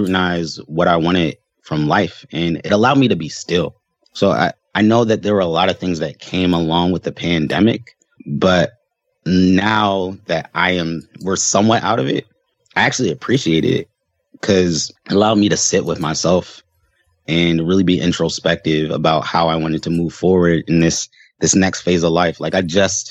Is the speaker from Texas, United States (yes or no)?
no; Baltimore, Maryland, United States; moved away as an adult; now in Seattle, United States; I am from Baltimore, Maryland.